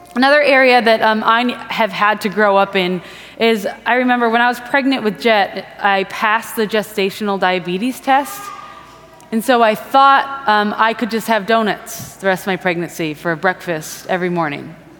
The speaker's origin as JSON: {"language": "English", "region": "Wisconsin", "country": "United States", "moved": "yes", "said": "I'm from Wisconsin"}